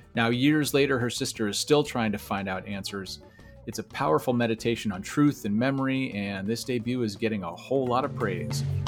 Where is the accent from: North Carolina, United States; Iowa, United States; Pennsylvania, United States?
Iowa, United States; Iowa City; born right there in Iowa City. Uh, oh. Sp- spent a lot of time there